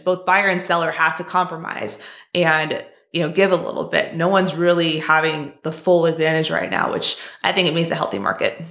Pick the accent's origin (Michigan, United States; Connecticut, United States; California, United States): California, United States; I'm from California too